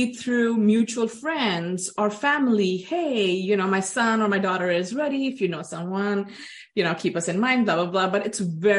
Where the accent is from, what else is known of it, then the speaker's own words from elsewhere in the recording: Dubai, United Arab Emirates; But for me, because I grew up in Dubai and in the 80s, there was no colleges or universities there. So I was either to leave the country to come to the Western world, Europe, USA, or even go back to India for attending college.